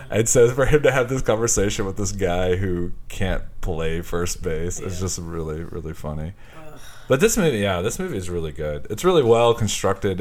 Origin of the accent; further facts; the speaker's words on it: Houston, Texas, United States; somebody who's from around Houston